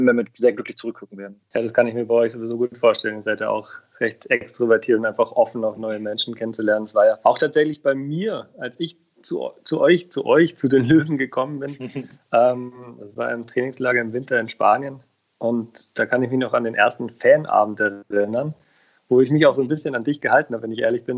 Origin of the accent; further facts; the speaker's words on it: Rostock, Mecklenburg-Vorpommern, Germany; moved away as an adult; also born or lived in Munich / Karlsruhe; Ich bin in Rostock geboren